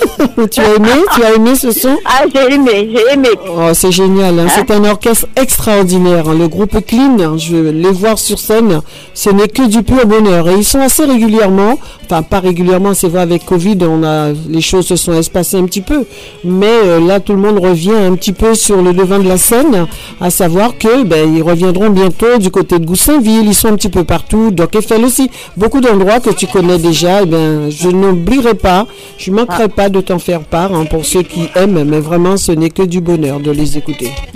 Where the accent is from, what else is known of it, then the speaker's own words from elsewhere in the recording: Guadeloupe; chez nous, en Guadeloupe